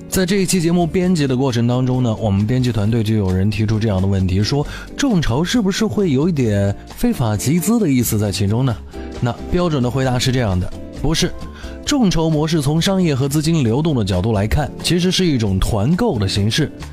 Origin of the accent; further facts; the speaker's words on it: China; 在我们中国人的生活当中更加的近似